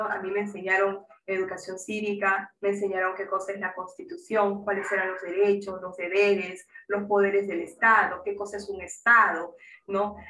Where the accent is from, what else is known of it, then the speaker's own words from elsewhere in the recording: Peru; como peruanos y peruanas que somos